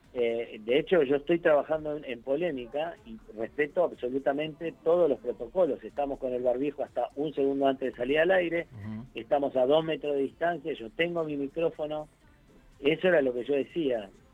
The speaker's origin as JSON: {"language": "Spanish", "country": "Uruguay", "moved": "yes", "lives_now": "Argentina", "said": "yo no soy argentino, yo soy uruguayo"}